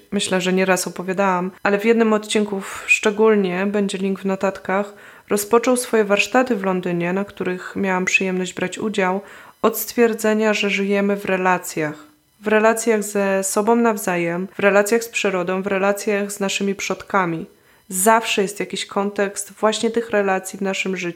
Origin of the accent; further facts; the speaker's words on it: Poland; moved away; od czasu, gdy wyemigrowałam z Polski